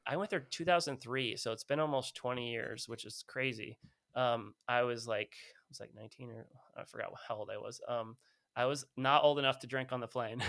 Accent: California, United States; I'm from California. I was

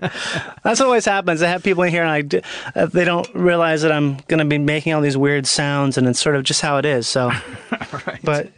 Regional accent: Minnesota, United States; moved away as an adult; now in Los Angeles, United States; I'm from Minnesota

